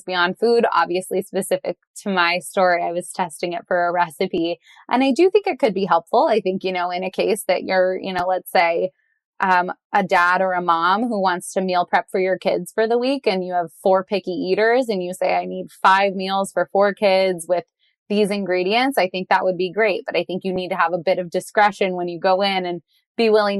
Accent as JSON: {"language": "English", "region": "Southern California", "country": "United States", "tie": "born or raised there", "said": "I grew up in Southern California"}